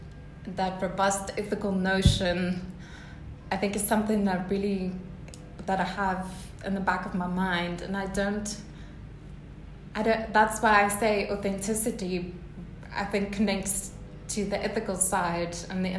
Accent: South Africa; being a South African

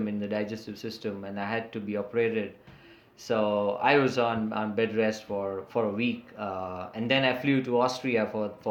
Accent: Mumbai, Maharashtra, India; first language English; So I am from Mumbai in India, and I will be turning 44 this May

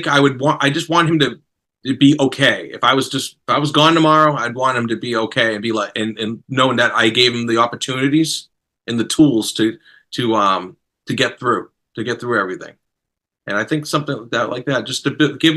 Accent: Boston, Massachusetts, United States; I'm from Boston

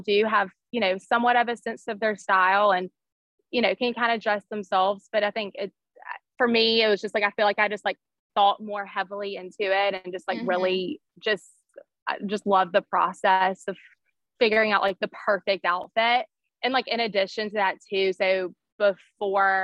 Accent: Birmingham, Alabama, United States; I grew up here in Birmingham and I went to a public high school here

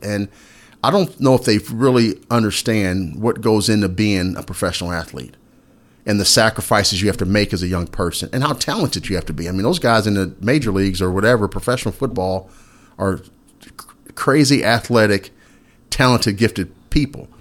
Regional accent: Indiana, United States; now in Bloomington, United States; I'm from Indiana originally, so I'm a Hoosier

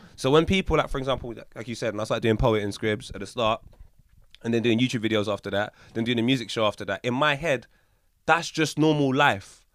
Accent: Jamaica; I can only speak for as a Jamaican

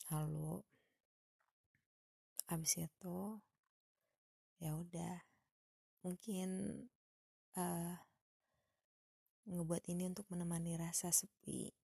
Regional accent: Padang, West Sumatra, Indonesia; now in Bandung, Indonesia; lalu saya orang Padang yang tinggal di Bandung

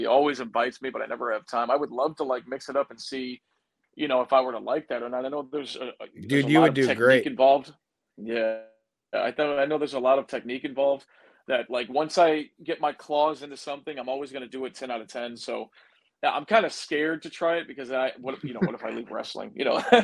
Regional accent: United States; I'm the American guy

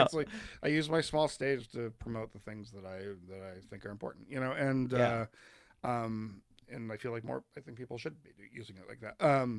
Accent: East Coast, United States; also born or lived in Colorado; we're from the East Coast and we were living in rural Colorado

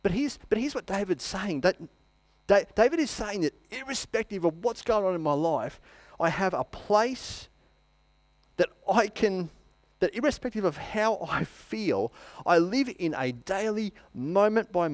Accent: Queensland, Australia; now in Wangaratta, Australia; I'm just set in my ways as a Queenslander

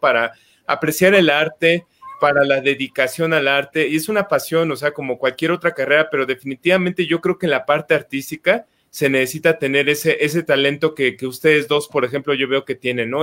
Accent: Mexico; como mexicanos

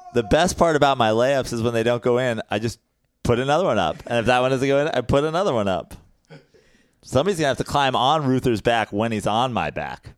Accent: New York, United States; I'm a New Yorker

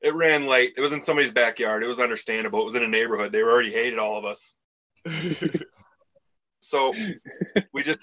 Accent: Michigan, United States

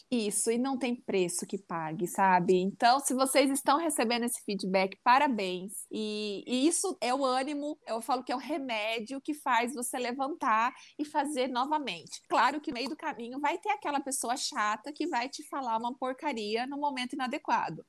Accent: interior of São Paulo, Brazil; accent: caipira; eu tinha um sotaque caipira muito feio.

